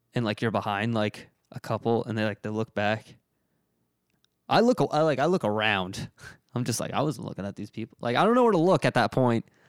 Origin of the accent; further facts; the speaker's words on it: Reading, Pennsylvania, United States; now in Philadelphia, United States; I'm from Redding, Pennsylvania